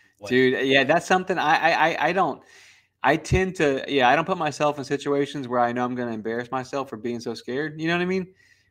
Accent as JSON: {"language": "English", "country": "Ireland", "moved": "yes", "lives_now": "United States", "said": "People assume because I'm Irish that all I drink is Guinness"}